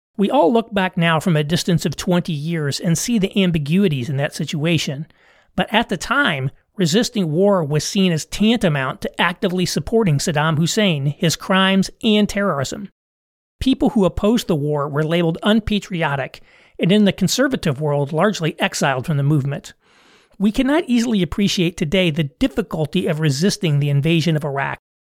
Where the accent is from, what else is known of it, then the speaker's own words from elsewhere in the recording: United States; I'm an American